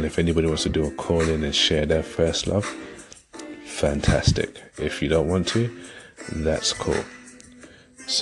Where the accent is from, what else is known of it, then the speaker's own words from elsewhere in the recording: London, United Kingdom; moved away; I'm originally from London